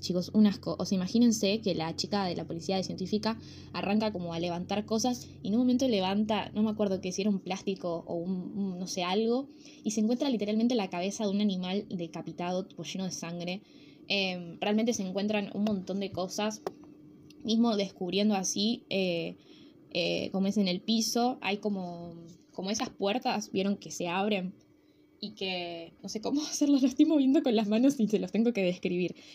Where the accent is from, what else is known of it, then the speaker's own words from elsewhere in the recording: Rosario, Santa Fe, Argentina; somos los rosarinos